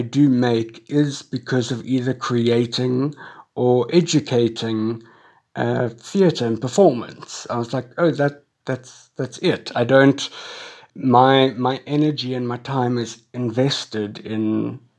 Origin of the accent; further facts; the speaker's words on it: Cape Town, Western Cape, South Africa; I was born and schooled in Cape Town